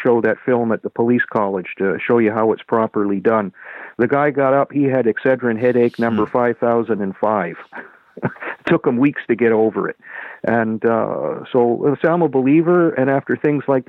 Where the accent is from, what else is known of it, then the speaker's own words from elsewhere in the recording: Canada; I'm a Canadian